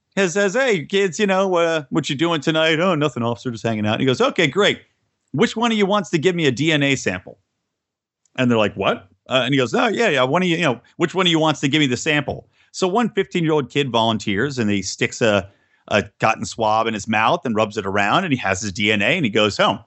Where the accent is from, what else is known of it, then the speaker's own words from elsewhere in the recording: Yardley, Pennsylvania, United States; I grew up in Bucks County, Pennsylvania